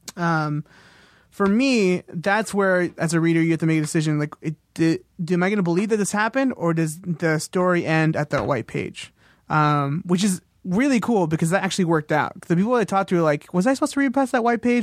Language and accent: English; Corona, California, United States; based in Corona, California, which is in, around Riverside area, near Orange County, near desert, um, which is where I grew up.